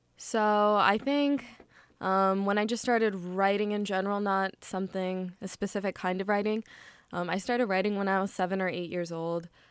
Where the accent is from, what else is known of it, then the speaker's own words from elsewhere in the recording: United States; I was just born and raised here always.